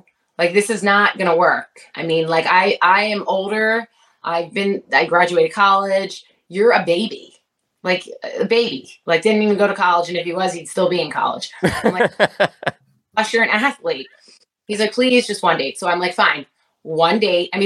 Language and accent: English; Philadelphia, Pennsylvania, United States; we are from Philadelphia